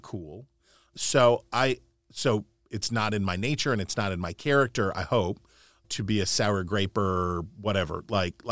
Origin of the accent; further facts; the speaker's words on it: West Virginia, United States; I'm from West Virginia